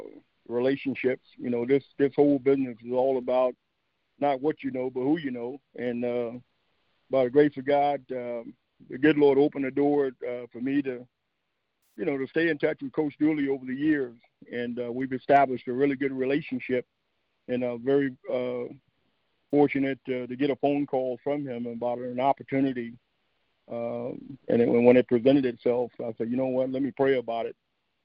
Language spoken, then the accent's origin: English; Houston, Texas, United States; moved away as an adult; also born or lived in Brenham, Texas / Manhattan, Kansas / Memphis, Tennessee; now in Prairie View, United States; growing up in Houston is where it all started for me, in Sunnyside, Texas. I went to Worthing High School